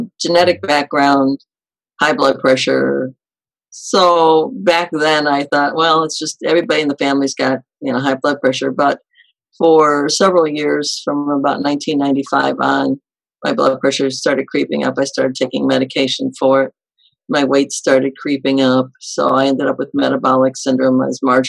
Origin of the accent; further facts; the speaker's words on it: Detroit, Michigan, United States; I grew up in the Detroit, Michigan suburbs